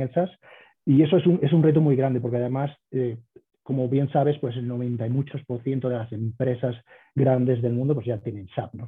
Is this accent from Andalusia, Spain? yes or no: yes; Córdoba, Andalusia, Spain; moved away as an adult; also born or lived in New York, United States; now in Denver, United States; yo soy cordobés, como bien has dicho, nacido y crecido ahí